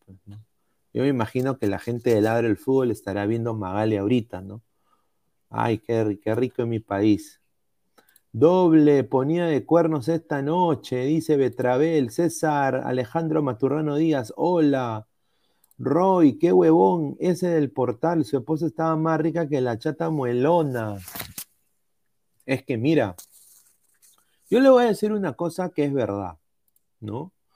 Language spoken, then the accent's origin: Spanish; Peru